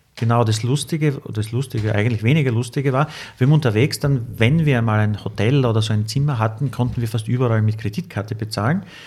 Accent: Austria; I'm from Austria

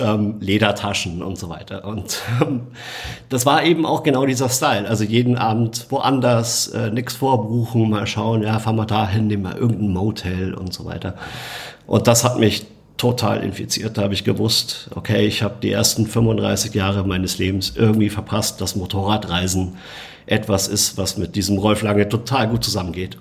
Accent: Munich, Bavaria, Germany; meine Heimatstadt München

